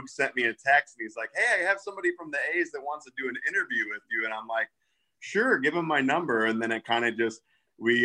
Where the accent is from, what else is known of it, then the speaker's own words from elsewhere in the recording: Midwest, United States; now in Naperville, United States; I'm from the Midwest